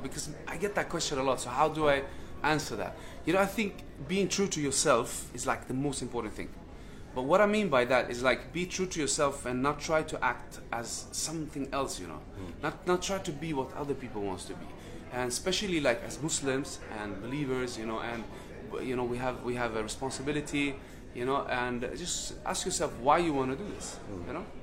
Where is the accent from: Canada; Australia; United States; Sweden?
Sweden; I'm coming from Sweden